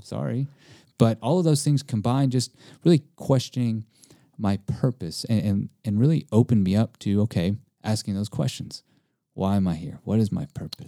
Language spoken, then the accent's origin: English; East Texas, United States; also born or lived in Hawaii; being born Hawaiian, but also being Japanese and Italian, but growing up in Texas, uh, and I grew up with a lot of Mexicans.